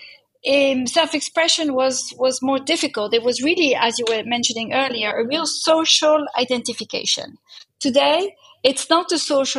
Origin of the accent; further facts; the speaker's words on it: Netherlands; moved away; also born or lived in Italy; I was brought up in Holland, so that's why I'm also Nordic in my DNA